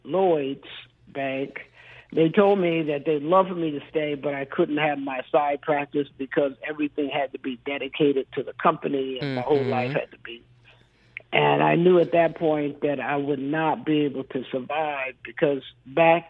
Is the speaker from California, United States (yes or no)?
yes; Carson, California, United States; born or raised there; also born or lived in Compton, California